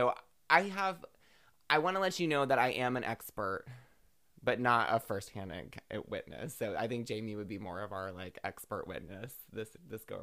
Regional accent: the South, United States; I grew up in the South.

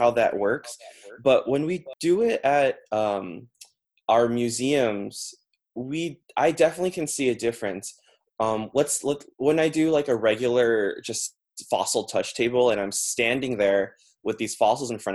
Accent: Los Angeles, California, United States; we're all actually from Los Angeles originally

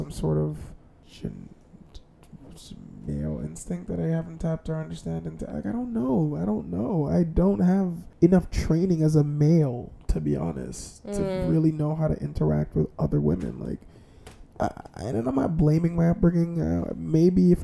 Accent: Jamaica; being a Jamaican

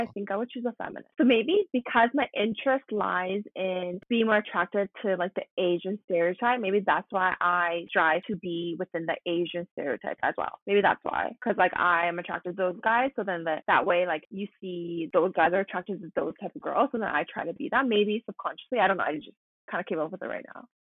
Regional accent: Canada; I grew up in Canada, like pretty much a whole life. I lived in Canada for 20 years.

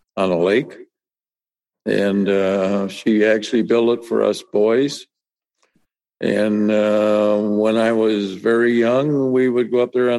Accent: Saginaw, Michigan, United States; I was born actually in Saginaw

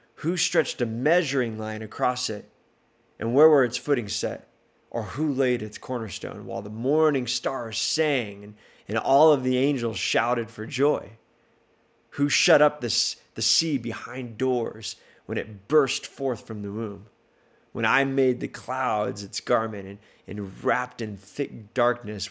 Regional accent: El Paso, Texas, United States; moved away; I grew up in El Paso, Texas

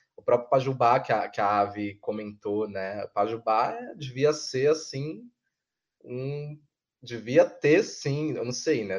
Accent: São Paulo, Brazil; eu que sou de Goianazes

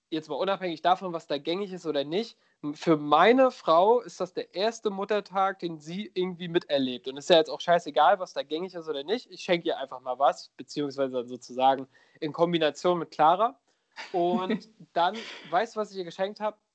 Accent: Schwerin, Mecklenburg-Vorpommern, Germany; ich will jetzt gar nicht auf meine Heimat rumhacken, aber gerade so, äh, so in Schwerin und Umgebung

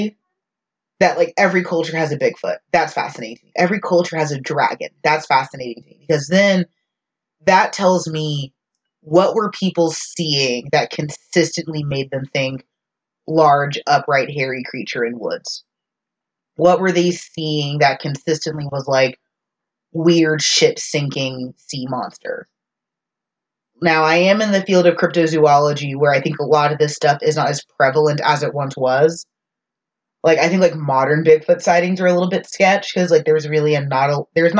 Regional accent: Texas, United States; As a Texan

